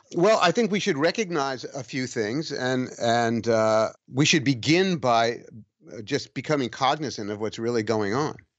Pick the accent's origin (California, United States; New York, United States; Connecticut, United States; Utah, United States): New York, United States; New York City; also born or lived in Long Island / New Hampshire; now in near Saratoga, United States; I was born and raised in New York City. I had a three-year interlude in the Long Island suburbs. And then my parents busted up and I moved back into Manhattan and was raised there